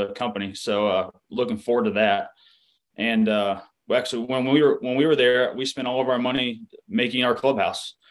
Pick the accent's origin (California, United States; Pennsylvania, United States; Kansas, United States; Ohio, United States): Ohio, United States; Dayton; I'm from Dayton, Ohio, born and raised